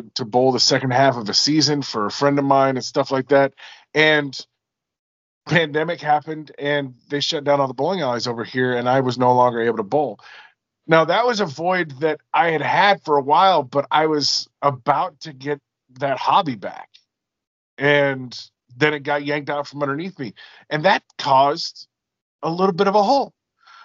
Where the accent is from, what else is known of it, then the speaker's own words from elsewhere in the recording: Alaska, United States; also born or lived in Washington State; now in Washington, United States; I'm originally from Alaska and I live in Washington State